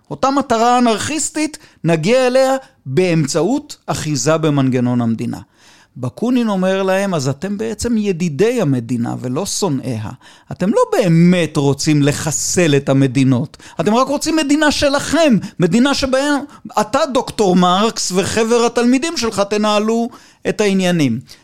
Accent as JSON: {"language": "Hebrew", "country": "Israel", "tie": "born or raised there", "said": "אני בן קיבוץ"}